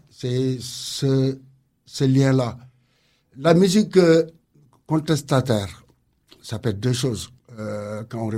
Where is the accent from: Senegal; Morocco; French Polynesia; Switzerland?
Senegal; now in Lorient, France